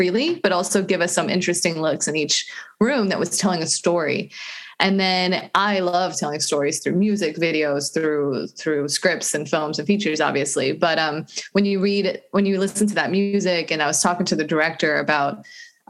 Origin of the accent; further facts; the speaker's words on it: North Carolina, United States; also born or lived in Venice, Los Angeles; now in Inglewood, United States; I'm from North Carolina